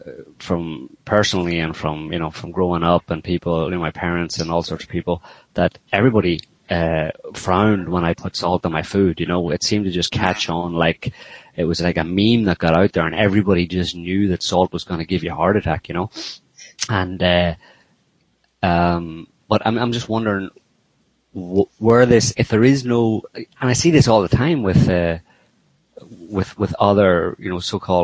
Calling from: France; I'm calling from France.

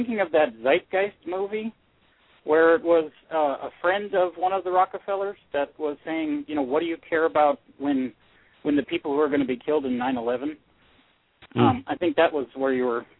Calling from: Tucson, Arizona, United States; from Tucson.

